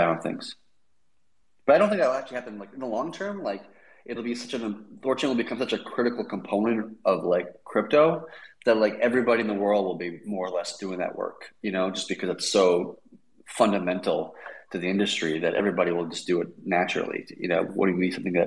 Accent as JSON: {"language": "English", "country": "United States", "said": "I'm an American myself"}